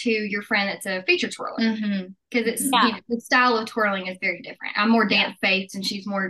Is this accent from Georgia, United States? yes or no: no; Texas, United States; I'm from Texas and I do pageants